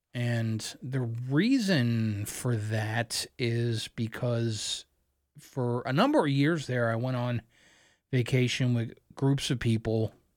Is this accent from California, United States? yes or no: no; Columbia, Maryland, United States; moved away; also born or lived in Philadelphia, Pennsylvania; Family moved to Columbia, Maryland, just outside of Baltimore. I lived there until I was in my early twenties